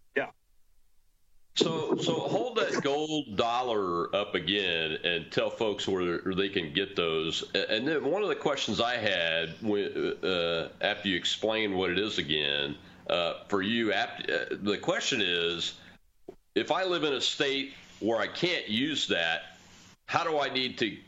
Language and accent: English; Mississippi, United States; my home state of Mississippi